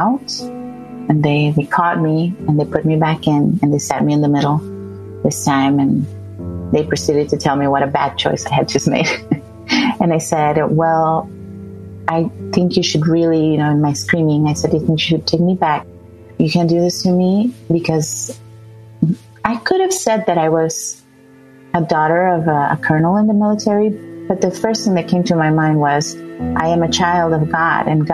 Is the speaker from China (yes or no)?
no; El Salvador; moved away as an adult; also born or lived in Florida; I grew up in El Salvador